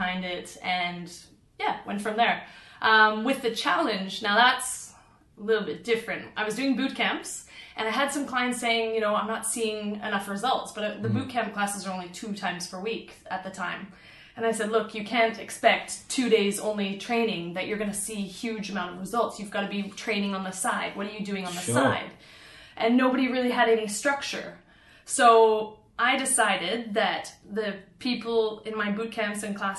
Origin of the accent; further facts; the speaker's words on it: West Coast Canada, Canada; moved away as an adult; also born or lived in Australia; now in Guangzhou, China; I am from West Coast Canada